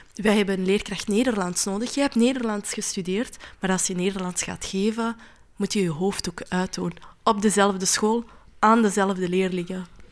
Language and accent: Dutch; Flanders, Belgium; als vrouw, als Marokkaanse, als Vlaamse, als moslima